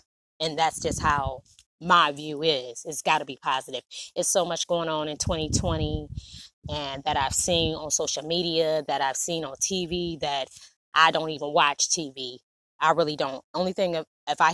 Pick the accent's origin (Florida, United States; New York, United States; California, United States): New York, United States; Niagara Falls; also born or lived in Dozier, Alabama; now in Alabama, United States; I was originally born in Dozier, Alabama. Moved away when I was 5. I was raised in Niagara Falls, New York